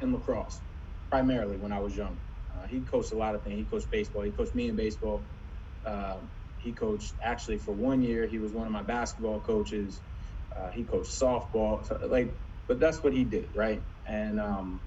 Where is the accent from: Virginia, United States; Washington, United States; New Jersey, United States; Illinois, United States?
Virginia, United States; Norfolk; moved away as an adult; also born or lived in California / Charlottesville, Virginia / Providence, Rhode Island; now in Miami, United States; I grew up in Virginia, born in California, raised in Virginia, in Norfolk, Virginia